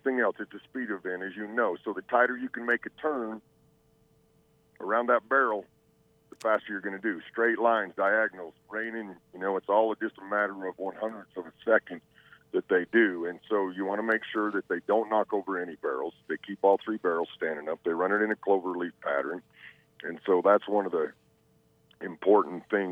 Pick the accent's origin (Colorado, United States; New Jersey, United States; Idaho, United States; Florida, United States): Idaho, United States; Southeast; I grew up in Southeast Idaho